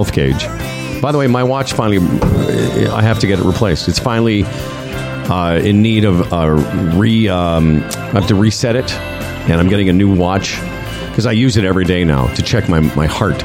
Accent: Moose Jaw, Saskatchewan, Canada; We grew up in Moose Jaw together

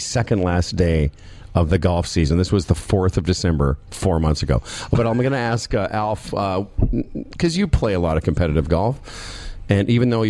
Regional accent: Moose Jaw, Saskatchewan, Canada; I'm from Moose Jaw.

